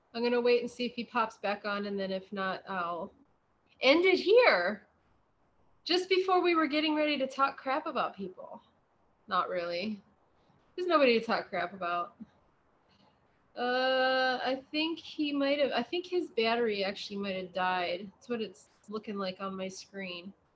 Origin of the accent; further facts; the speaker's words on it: Midwest, United States; moved away; coming from the Midwest, I have a lot of family back there